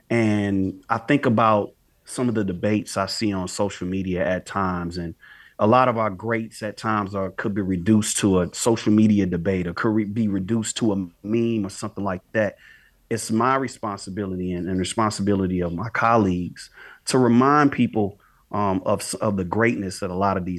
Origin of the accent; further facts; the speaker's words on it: St. Louis, Missouri, United States; When I say we, you and I, we were so lucky to grow up in St. Louis because we're right in the middle.